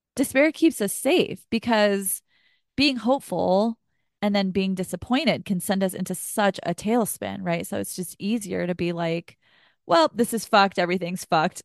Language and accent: English; Texas, United States; I grew up in Texas